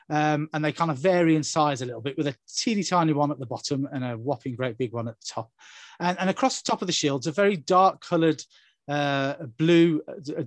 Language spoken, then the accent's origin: English; England, United Kingdom; I'm English to my marrow